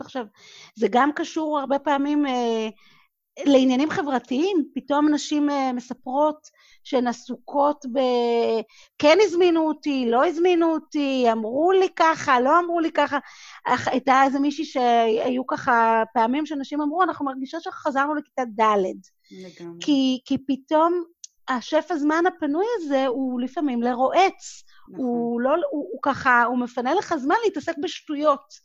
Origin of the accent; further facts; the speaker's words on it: Israel; moved away as an adult; also born or lived in Singapore / New York; אני גדלתי בקיבוץ, בבית ילדים